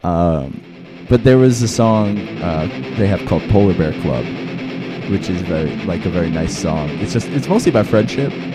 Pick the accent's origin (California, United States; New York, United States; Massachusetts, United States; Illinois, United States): New York, United States; Long Island; I'm from Long Island